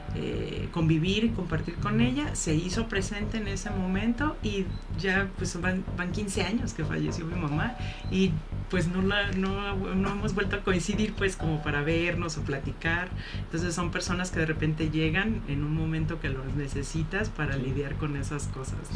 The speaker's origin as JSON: {"language": "Spanish", "country": "Mexico", "said": "Como mexicanos"}